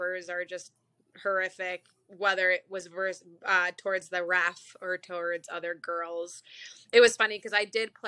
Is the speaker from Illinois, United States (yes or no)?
yes; Chicago, Illinois, United States; moved away as an adult; now in Green Bay, United States; Chicago was my hometown